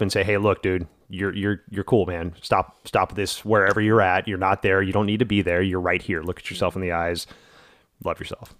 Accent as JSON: {"language": "English", "region": "the South", "country": "United States", "tie": "born or raised there", "said": "growing up in the South in, uh, the eighties and nineties"}